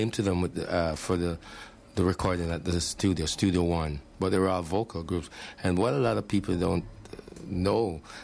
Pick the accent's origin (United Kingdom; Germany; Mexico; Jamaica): Jamaica; Montego Bay, Saint James; now in Canada; we grew up together in Montego Bay.